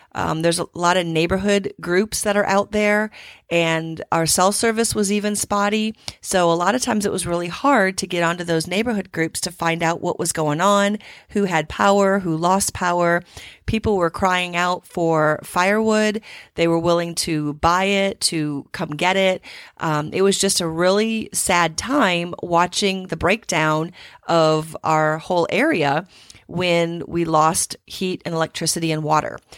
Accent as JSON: {"language": "English", "region": "Midwest", "country": "United States", "tie": "born or raised there", "moved": "yes", "lives_now": "Houston, United States", "said": "growing up in the Midwest"}